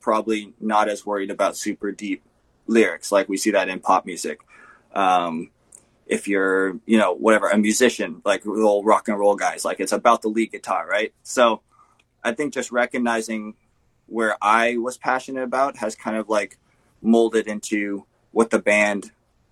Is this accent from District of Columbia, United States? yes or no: no; California, United States; also born or lived in Canada; now in Manitoba, Canada; I grew up in California, actually, with my family. In 2010, we moved to Canada